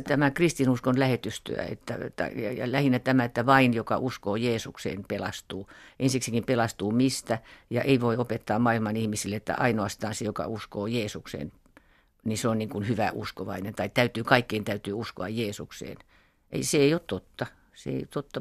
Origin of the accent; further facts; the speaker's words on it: Finland; tämä meidän Suomen juutalaisten